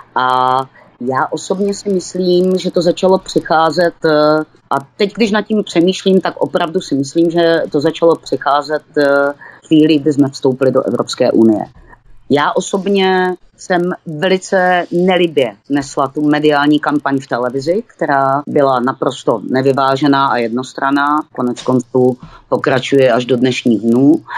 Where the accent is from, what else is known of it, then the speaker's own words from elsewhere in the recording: Olomouc, Olomouc Region, Czechia; tady u nás v Bolomouci